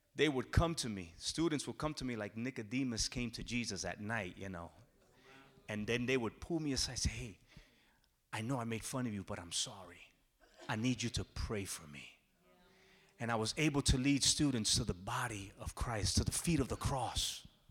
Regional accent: New Jersey, United States; I'm born and raised in New Jersey. My parents are from Puerto Rico. I say I'm a Jersey Rican

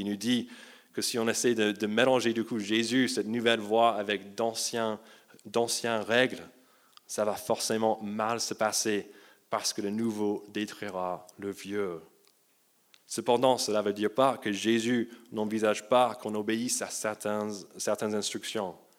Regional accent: United States; moved away; j'ai grandi aux États-Unis

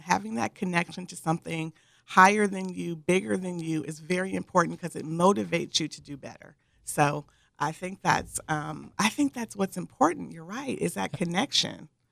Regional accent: Michigan, United States; moved away as an adult; also born or lived in Northern California; now in San Diego, United States; I grew up originally in Michigan, where there was humidity beyond belief.

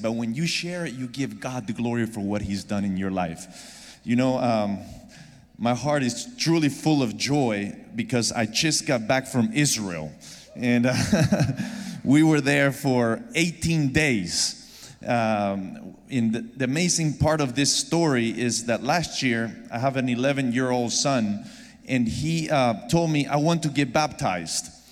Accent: Argentina; moved away; I'm originally from Argentina

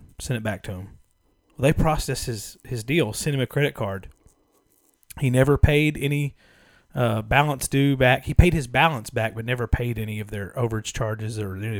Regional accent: Austin, Texas, United States; I'm from Austin, Texas.

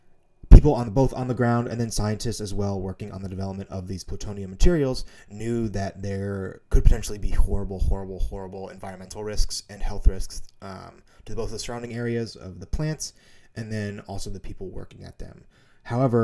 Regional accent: Missoula, Montana, United States; growing up in Missoula, Montana

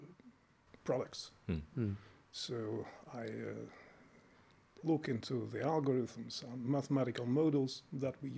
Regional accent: Saint Petersburg, Russia; moved away as an adult; also born or lived in Luleå, Sweden; now in Uppsala, Sweden; I was born and educated in Soviet Russia, in St. Petersburg, so I got my PhD from that place.

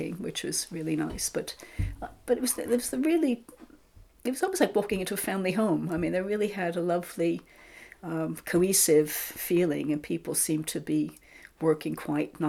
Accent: New York, United States; moved away as an adult; now in England; I'm from New York

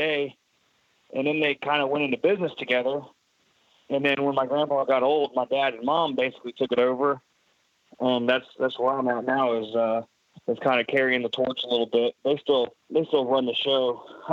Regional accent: Pensacola, Florida, United States; I was born here in Pensacola, Florida. I've been born and raised

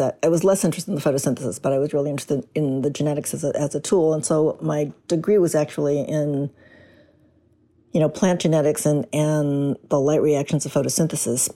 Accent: Chicago, Illinois, United States; also born or lived in Portland, Oregon; I was raised in Chicago, a product of the Chicago public school system

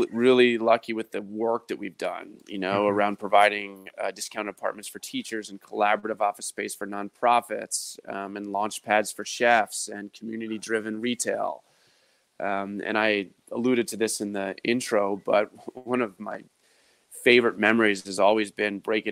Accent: Baltimore, Maryland, United States; I was born and raised in Baltimore

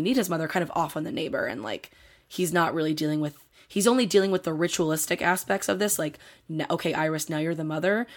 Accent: Delaware County, Pennsylvania, United States; I'm from Delaware County, Pennsylvania.

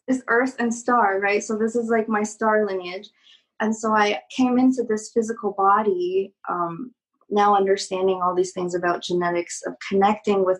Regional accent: China; I just had quit piano school and just had graduated from being like a very good little Chinese girl, you know, doing everything right in society

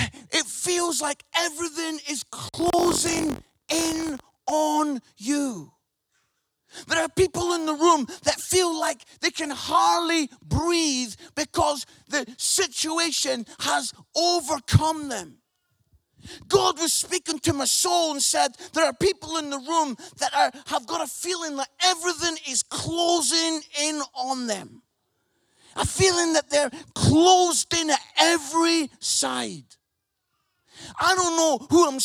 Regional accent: Scotland, United Kingdom; accent: Scottish; I'm Scottish, so I say this word, buried

